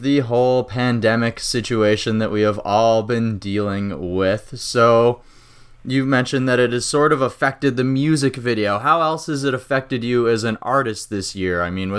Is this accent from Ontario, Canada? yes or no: no; Regina, Saskatchewan, Canada; moved away; it's a little bit colder now, especially in Saskatchewan. I'm from there, so I understand how it gets around this time of year.